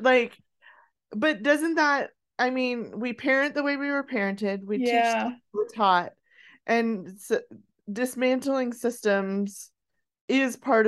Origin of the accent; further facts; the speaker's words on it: Colorado high country, United States; I grew up in the Colorado high country